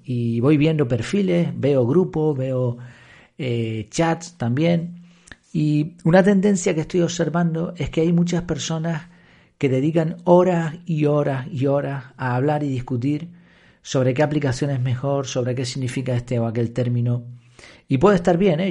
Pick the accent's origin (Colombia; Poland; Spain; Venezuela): Spain; Madrid, Community of Madrid; Yo, por ejemplo, nací en Madrid